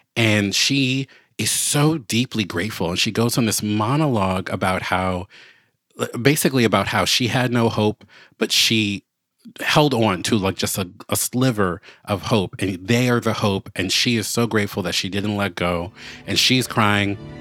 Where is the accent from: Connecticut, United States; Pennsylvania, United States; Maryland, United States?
Maryland, United States; Baltimore; moved away as an adult; I moved back to my hometown of Baltimore